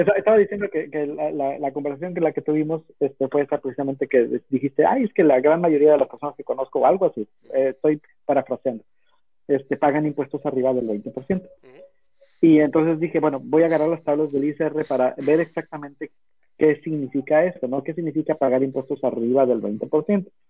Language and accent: Spanish; Mexico; now in United States; como mexicano